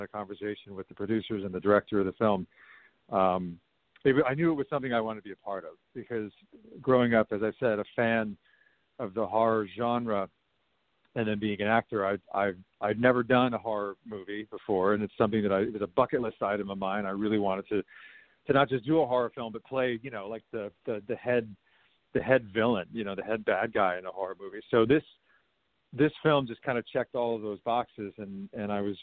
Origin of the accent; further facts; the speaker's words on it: Westchester County, New York, United States; I grew up in Westchester County, New York